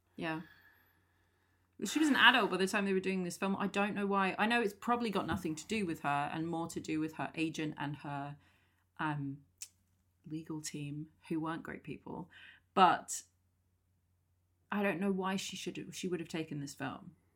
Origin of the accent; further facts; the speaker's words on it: England, United Kingdom; I keep saying aluminum. We're English.